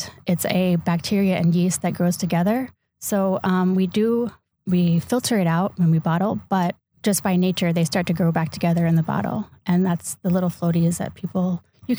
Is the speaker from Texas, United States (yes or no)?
yes; Houston, Texas, United States; moved away as an adult; also born or lived in California; now in Door County, Wisconsin, United States; I'm from Texas, and I grew up in Houston, Texas